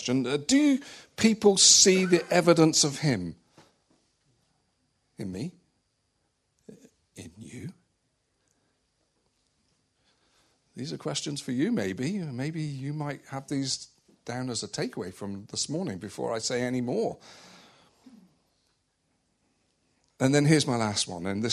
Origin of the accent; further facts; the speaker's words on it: West Country, South West England, United Kingdom; also born or lived in Malta; I grew up in the West Country